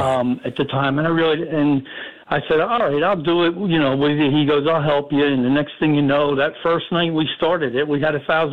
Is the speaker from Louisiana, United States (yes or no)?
no; Asbury Park, New Jersey, United States; also born or lived in Lavallette, New Jersey; now in Seaside Park, United States; I grew up in Asbury and Neptune all my life, you know, and then I moved down to La Valette and then the Seaside Park. We had bought a house in 2001.